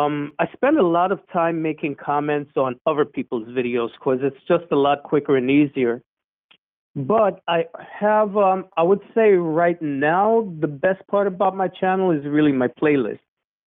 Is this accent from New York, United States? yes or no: yes; New York City, New York, United States; also born or lived in Jamaica; first generation American. Both of my parents are Jamaican. I was born in New York City. Lived in Soundview for the first few years of my life, and then I moved down to Jamaica when I was about 4. I grew up down there. I came back in 1976, and at that point I was living on the Grand Concourse.